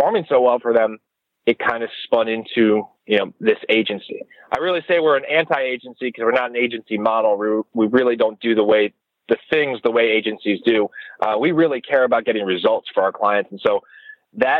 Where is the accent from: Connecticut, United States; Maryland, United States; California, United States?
Maryland, United States; Annapolis; also born or lived in Delaware; So I'm an East Coast guy. I was born in Annapolis, Maryland.